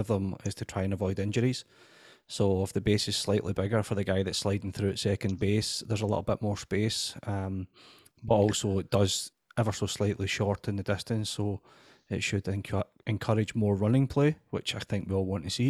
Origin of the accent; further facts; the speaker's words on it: United Kingdom; being British